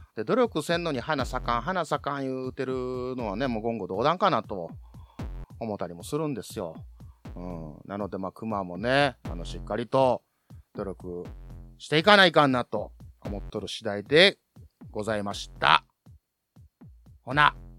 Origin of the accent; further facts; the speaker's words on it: Kansai, Japan